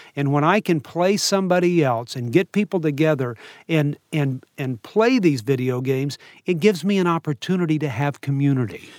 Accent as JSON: {"language": "English", "town": "New Orleans", "region": "Louisiana", "country": "United States", "tie": "born or raised there", "said": "I grew up in New Orleans"}